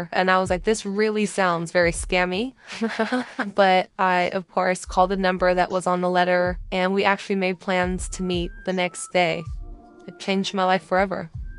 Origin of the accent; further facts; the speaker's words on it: Monterey, California, United States; I grew up in Central Coast of California in Monterey.